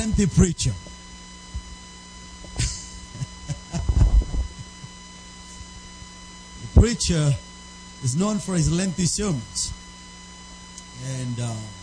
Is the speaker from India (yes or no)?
yes; India; first language Telugu; English is a second language; I come from India